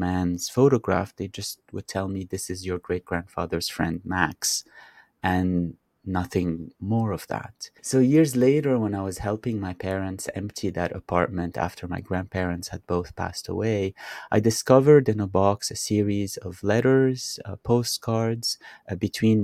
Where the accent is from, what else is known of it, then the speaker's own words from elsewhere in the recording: Beirut, Beirut Governorate, Lebanon; growing up in Beirut, I used to have lunch at my maternal grandparents' house every other Sunday.